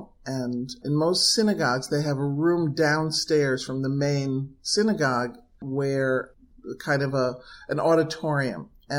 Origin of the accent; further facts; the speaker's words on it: New Haven, Connecticut, United States; And I grew up in New Haven